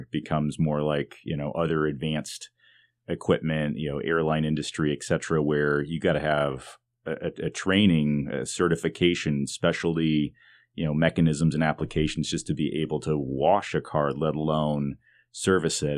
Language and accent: English; Detroit, Michigan, United States; I grew up in the Detroit area